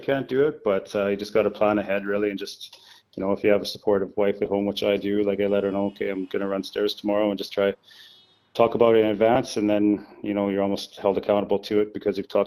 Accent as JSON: {"language": "English", "country": "Canada", "tie": "born or raised there", "moved": "yes", "said": "a volunteer firefighter back in a small town where I grew up in Canada"}